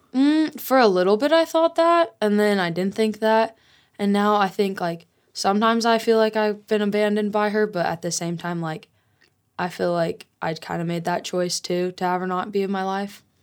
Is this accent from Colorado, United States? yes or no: yes; Colorado, United States; also born or lived in Utah; I'm originally from Utah, and my dad got full custody of me, custody of me when I was five, and so I moved to Colorado